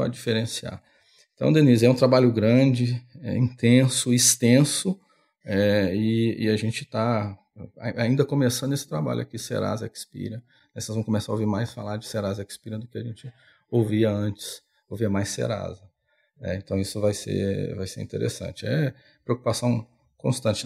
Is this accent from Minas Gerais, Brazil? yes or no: yes; Belo Horizonte, Minas Gerais, Brazil; now in São Paulo, Brazil; eu sou de Minas, eu peguei o trem, saí de Belo Horizonte, tive várias paradas, vim para São Paulo.